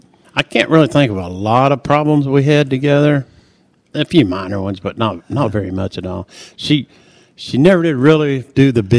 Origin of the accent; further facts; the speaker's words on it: Oklahoma, United States; moved away as an adult; also born or lived in Missouri / Texas; now in Haysville, Kansas, United States; I am from Hayesville, Kansas. Been living there about 24 years now. Actually raised in Oklahoma. Went to high school in Oklahoma. Lived in Missouri a little bit in Texas, but we ended up in Hayesville, Kansas.